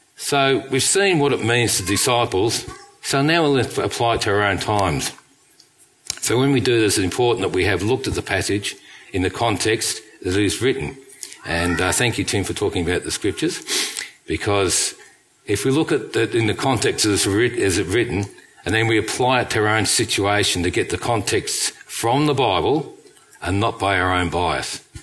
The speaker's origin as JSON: {"language": "English", "region": "England", "country": "United Kingdom", "moved": "yes", "said": "We come from England"}